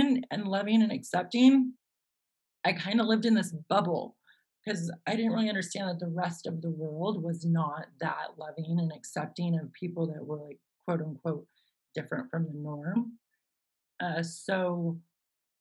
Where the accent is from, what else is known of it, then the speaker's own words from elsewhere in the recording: Los Gatos, California, United States; I grew up in this sleepy little town called Los Gatos, nestled in Silicon Valley in the Santa Cruz Mountain foothills